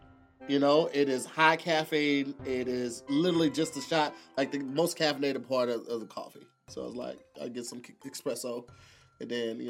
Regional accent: Midwest, United States; accent: Midwest; I have a thick tongue and a Midwest accent because I'm from Peter Butter.

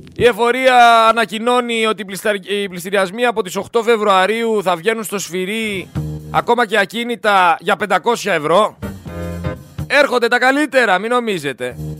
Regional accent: Greece; εγώ σαν Έλληνας πολίτης

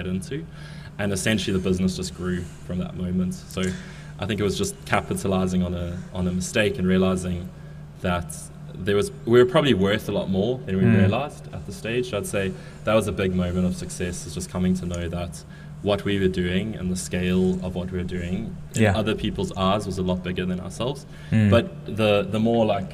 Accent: South Africa; Coming from South Africa, being South African

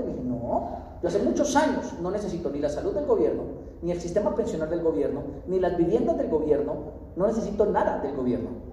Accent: Colombia; soy de Colombia, soy de Colombia, estoy conociendo

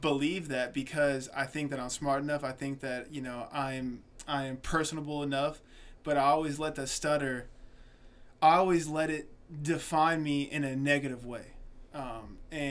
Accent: Atlanta, Georgia, United States; also born or lived in South Carolina; I was born in South Carolina, raised in Atlanta, Georgia.

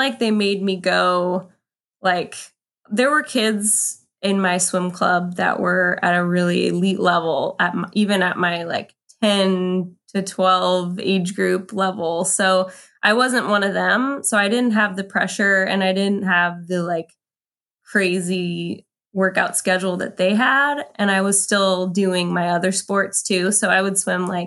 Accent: Ventura, California, United States; I grew up in Ventura, California, which is about equally between Santa Barbara and Los Angeles on the coast. I actually live in Ventura today.

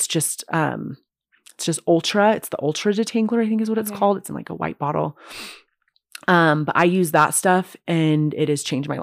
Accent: Utah, United States; I was raised in Utah

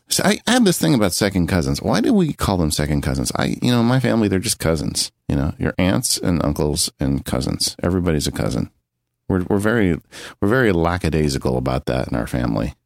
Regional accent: San Bernardino County, California, United States; I grew up in San Bernardino County. That's where I grew up

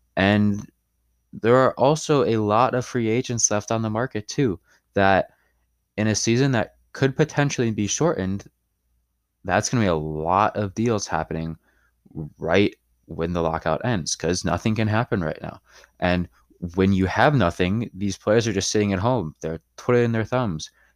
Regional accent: Chicago, Illinois, United States; I'm from Chicago

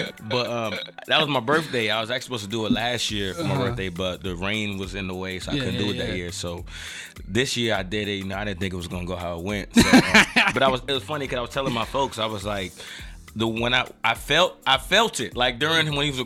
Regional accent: Silver Spring, Maryland, United States; born and raised in Silver Spring

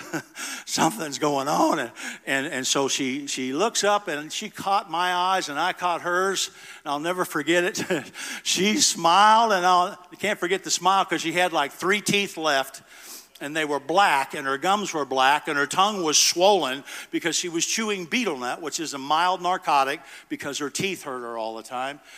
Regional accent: United States; an American father who loved his two kids and his wife

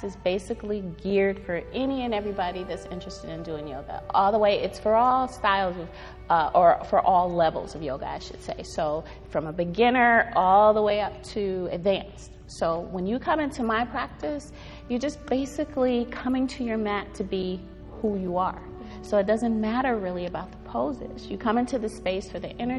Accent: Cleveland, Ohio, United States; Cleveland. Grew up all my life here

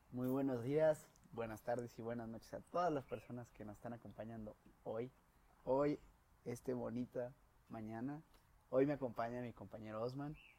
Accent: León, Guanajuato, Mexico; moved away as an adult; now in Guadalajara, Mexico; Soy de aquí de León, Guanajuato, pero ya vivo en Guadalajara

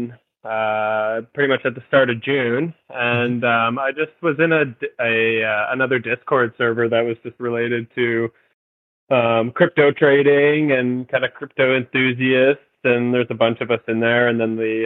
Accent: Mississauga, Ontario, Canada; moved away as an adult; also born or lived in Alberta; now in Victoria, Canada; I was born in Mississauga, Ontario. And I lived there for roughly like the first kind of 20 years of my life

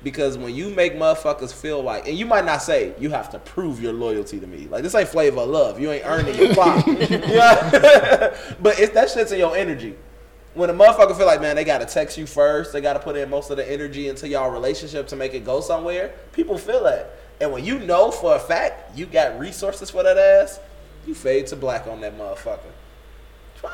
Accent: Inglewood, California, United States; also born or lived in Riverdale; I'm from Inglewood, 69th and Elizabeth

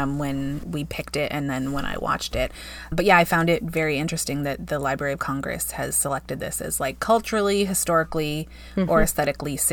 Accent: Paraguay; moved away; I grew up in South America.

